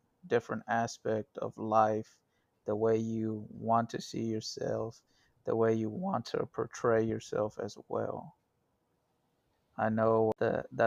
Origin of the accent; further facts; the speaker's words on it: Dallas, Texas, United States; I grew up here in Dallas. Different parts of Dallas, North Dallas and East Dallas and Lovefield area